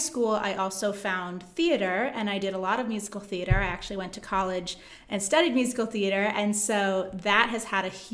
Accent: Philadelphia, Pennsylvania, United States; as a kid growing up around Philly

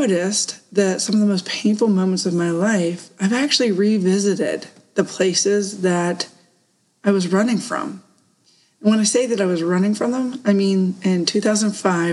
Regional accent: Woodbury, Pennsylvania, United States; moved away as an adult; also born or lived in Poconos, Pennsylvania; my hometown of Woodbury, PA.

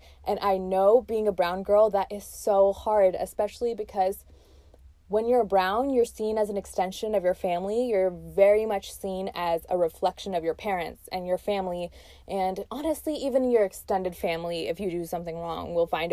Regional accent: Texas, United States; also born or lived in Pakistan; I was born in Pakistan and moved to Texas when I was around 6 or 7 years old. So I have like real memories in Pakistan and real memories in obviously Texas, where I grew up as an immigrant

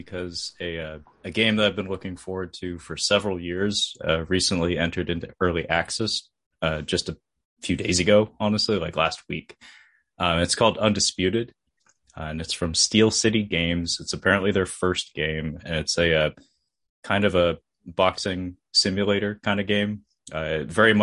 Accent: United States; as an American

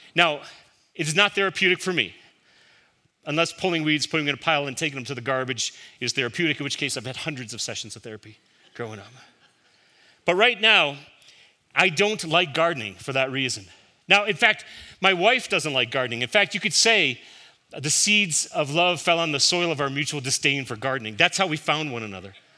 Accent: Chicago, Illinois, United States; Growing up in Chicago, my father kept a vegetable garden

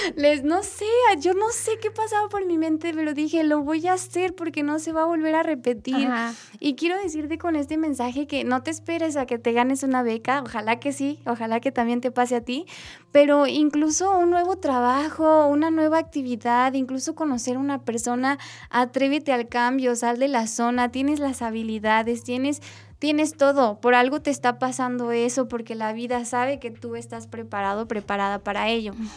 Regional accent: Mexico; nuestra realidad como mexicanos.

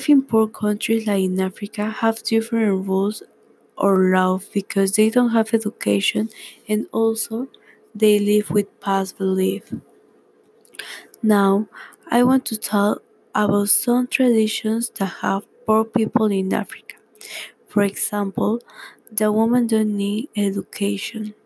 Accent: Peru; English is a second language; now in California, United States; I am from Peru, but now I am living in the United States, California.

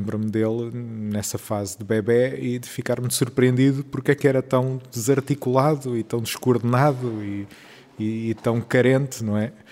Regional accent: Brazil; sou brasileiro, adoro conhecer gente nova e conversar com as pessoas.

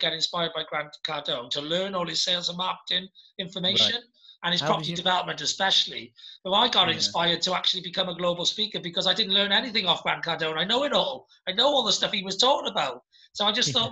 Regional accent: United Kingdom; as a British person and as an entrepreneur in Britain and as a flag bearer for Wales and the UK. I'm very British

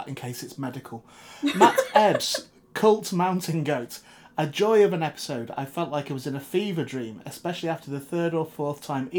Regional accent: South West England, United Kingdom; But as I'm originally from the Devon / Cornwall border, I'm a bit scared to ask what order the jam and cream went on in.

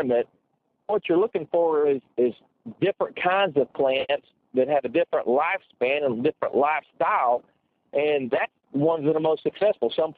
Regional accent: Texas, United States; my home state of Texas where I live

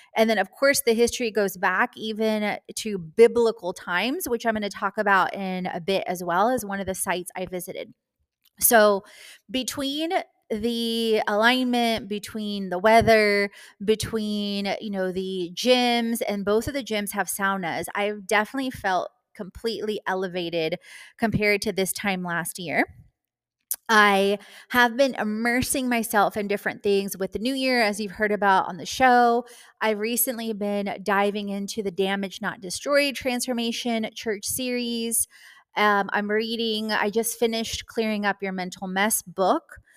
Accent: Houston, Texas, United States; moved away; also born or lived in Atlanta / Florida; my past living in Houston, Texas, and growing up in Houston, Texas

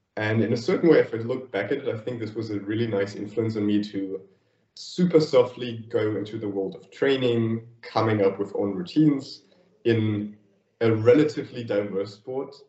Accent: Thuringia, Germany; moved away as an adult; now in Berlin, Germany; I grew up like in it was it was always called like the green heart of Germany, Thuringia, and like a small 500 inhabitants village there

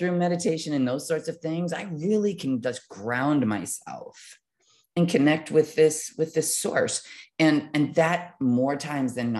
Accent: Midwest, United States; growing up in the Midwest in a semi low income family

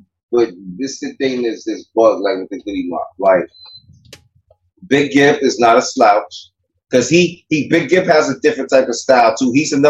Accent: New York, United States; I'm from New York.

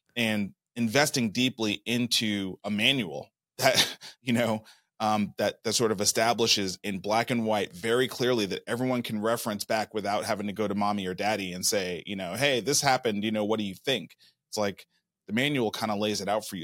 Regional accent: Brooklyn, New York, United States; moved away as an adult; also born or lived in Atlanta / Nashville, Tennessee; I was born and raised in Brooklyn, New York

